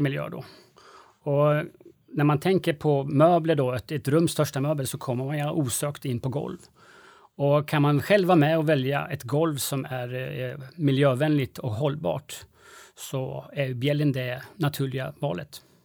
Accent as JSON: {"language": "Swedish", "country": "Sweden", "said": "vi svenskar"}